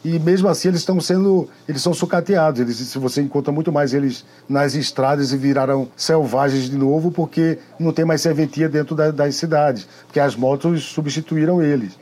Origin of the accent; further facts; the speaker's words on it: Caruaru, Pernambuco, Brazil; Eu sou de Caruaru